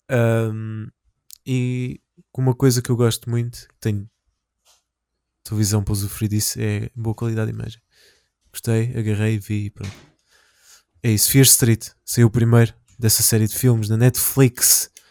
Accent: Amadora, Lisbon, Portugal; eu tenho 26 anos e venho da Amadora.

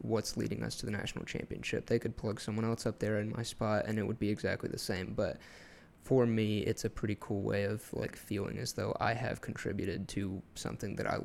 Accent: Georgia, United States; I'm from Georgia

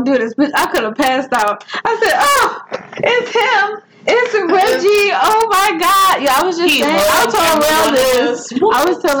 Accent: New Orleans, Louisiana, United States; I'm from the West Bank

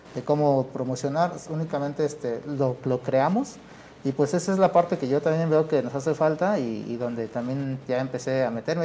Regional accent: San Martín Tilcajete, Oaxaca, Mexico; tanto mi abuelo, mi padre y yo, pues somos este, originarios de San Martín Tilcajete

